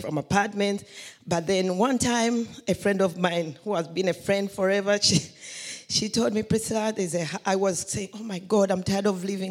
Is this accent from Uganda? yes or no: yes; Uganda; moved away; I came from Uganda